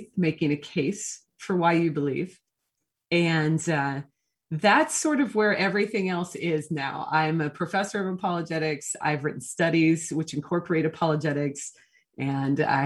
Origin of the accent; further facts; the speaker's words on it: Portland, United States; moved away; also born or lived in the South (US); I'm actually from Portland, even though I did spend a significant amount of time in the South